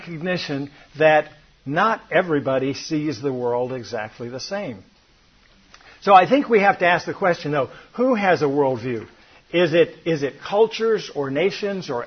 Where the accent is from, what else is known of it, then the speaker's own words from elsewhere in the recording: Atlanta, Georgia, United States; I grew up in Atlanta, Georgia